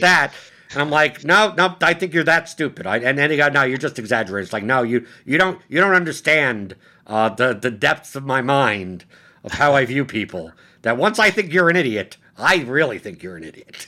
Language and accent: English; New York City, New York, United States; I'm from Brooklyn